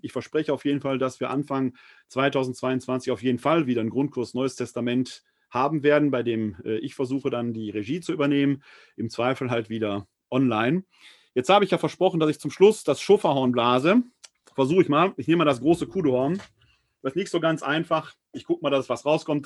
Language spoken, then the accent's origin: German; Essen, North Rhine-Westphalia, Germany; Ich und mein Bruder haben damals in Essen, meiner Heimatstadt, vor dem, vor der Wohnung meiner Großmutter Fußball gespielt